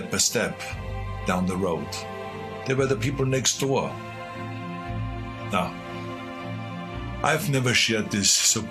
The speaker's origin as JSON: {"language": "English", "country": "Austria", "tie": "born or raised there", "moved": "yes", "lives_now": "United States", "said": "Now, I grew up in Austria."}